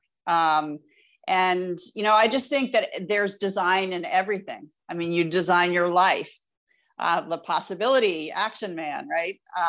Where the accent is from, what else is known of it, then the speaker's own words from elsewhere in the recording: United States; also born or lived in Vermont; I grew up right outside of New York City.